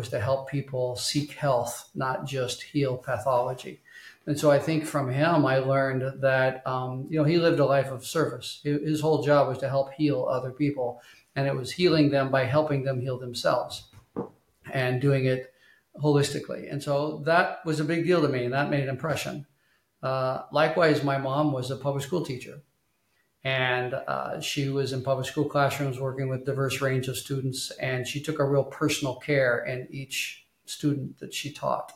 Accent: Tulsa, Oklahoma, United States; also born or lived in Arkansas; I was born and raised in Tulsa, Oklahoma. I was born in Arkansas, but raised in Oklahoma.

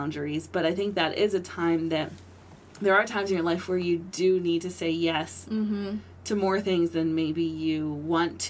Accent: Lancaster County, Pennsylvania, United States; being born and raised in Lancaster County, being a Christian born and raised in Lancaster County

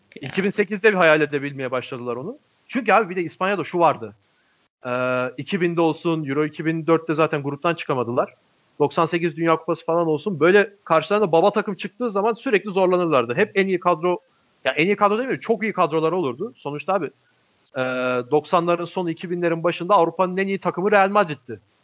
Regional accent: Alanya, Antalya, Turkey; ben ilkokulu Alanya'da okudum. Alanya'da büyüdüm ben.

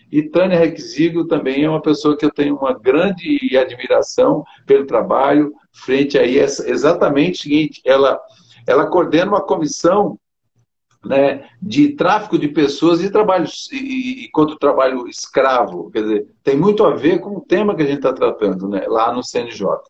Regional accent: Criciúma, Santa Catarina, Brazil; Eu também sou catarinense, eu sou catarinense de, de Criciúma

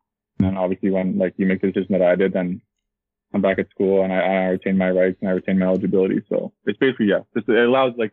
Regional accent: Kitchener, Ontario, Canada; I'm 22 from Kitchener, Ontario

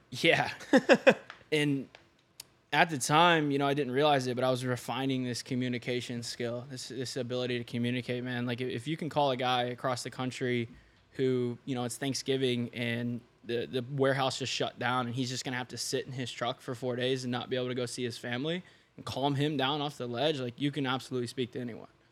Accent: Seymour, Indiana, United States; I grew up in small town in Indiana, Seymour

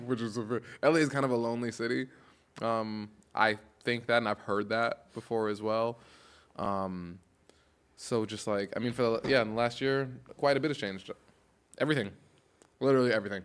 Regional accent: New York, United States; now in Los Angeles, United States; I'm from New York, where seasonal depression is more of a thing

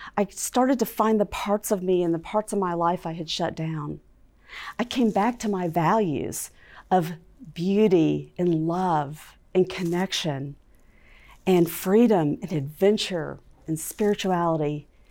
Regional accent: Fort Worth, Texas, United States; I was growing up in Fort Worth, Texas

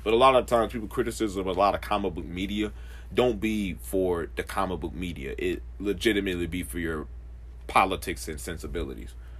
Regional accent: Puerto Rico; moved away; also born or lived in Charlotte; I was born in Rio Piaggio, Puerto Rico.

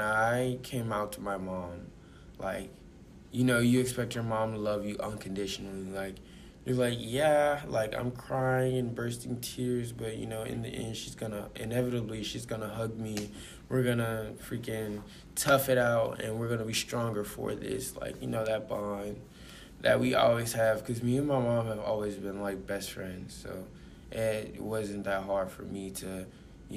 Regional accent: Mobile, Alabama, United States; moved away; also born or lived in Georgia; I grew up in Mobile, Alabama. Well, I wouldn't say grew up because I was born there, and I spent a few good year or two up in there

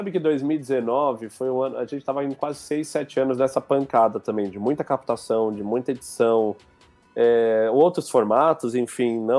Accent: Piauí, Brazil; cara, eu sou do Piauí, tem muita coisa que a gente não conhece

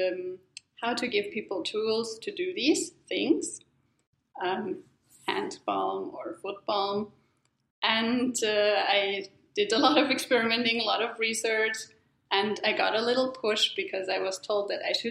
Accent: Germany; moved away; I'm originally from Germany.

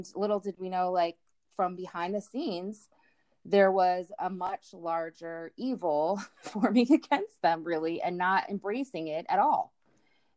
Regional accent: United States; as an American woman

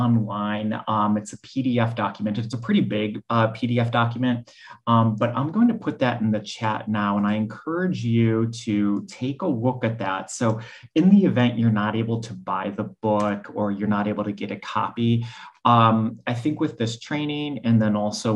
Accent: Cleveland, Ohio, United States; moved away as an adult; also born or lived in New Orleans / New York City; I'm originally from Cleveland. That's where I went to school

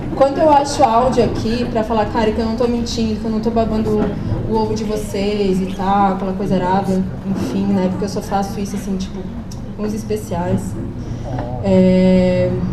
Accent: Blumenau, Santa Catarina, Brazil; sou de Blumenau, sou casada com o Diego

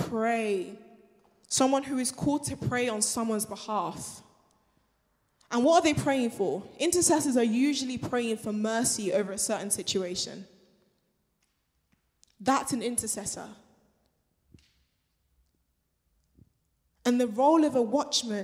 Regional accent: Nigeria; moved away; I'm Nigerian, right? And when you go back home

